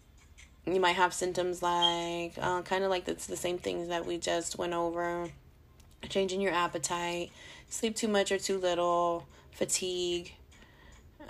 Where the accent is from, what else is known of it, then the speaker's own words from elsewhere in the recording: California, United States; also born or lived in Las Vegas, Nevada; I'm not fucking from Vegas, I'm from California.